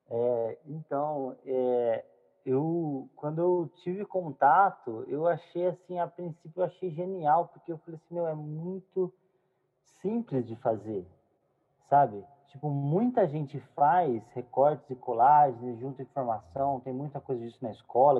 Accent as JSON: {"language": "Portuguese", "region": "south of Minas Gerais", "country": "Brazil", "tie": "born or raised there", "said": "sou mineiro, né? Nascido no sul de Minas"}